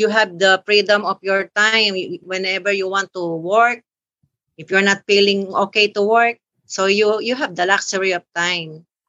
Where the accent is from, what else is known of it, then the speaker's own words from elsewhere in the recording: Philippines; also born or lived in Manila; I am from the Philippines, and I am by profession, I am a practicing civil engineer, and I own a consultancy firm here in Manila.